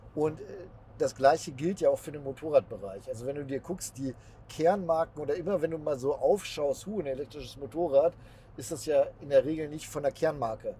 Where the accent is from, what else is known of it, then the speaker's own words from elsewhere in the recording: Bielefeld, North Rhine-Westphalia, Germany; Bei uns in Bielefeld